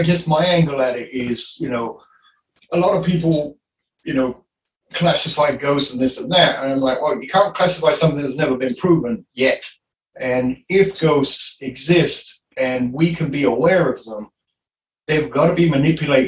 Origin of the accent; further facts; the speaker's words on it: Enfield, London, United Kingdom; now in Iowa, United States; I come from Enfield in London, and I grew up in Enfield.